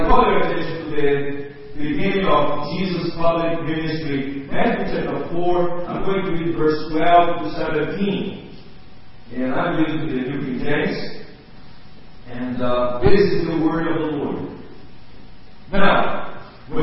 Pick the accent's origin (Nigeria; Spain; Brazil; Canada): Brazil; English is a second language; I grew up in Brazil, born in Brazil